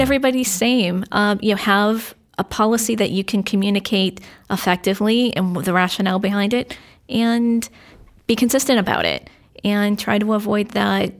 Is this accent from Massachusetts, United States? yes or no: no; Londonderry, New Hampshire, United States; I grew up in London, Derry